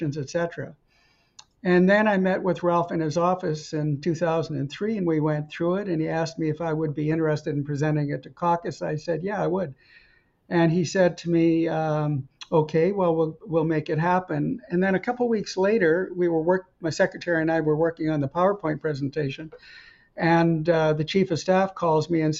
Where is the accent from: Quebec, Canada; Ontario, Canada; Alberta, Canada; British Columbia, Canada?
Alberta, Canada; Edmonton; moved away as an adult; also born or lived in Camrose, Alberta / Montreal / Stanford, California; I was born in Camrose, raised in Edmonton